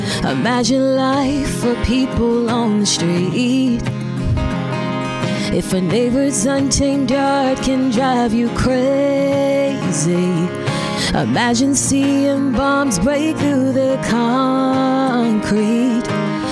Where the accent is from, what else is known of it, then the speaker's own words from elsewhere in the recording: Baltimore, Maryland, United States; moved away as an adult; now in Nashville, United States; Baltimore, Maryland.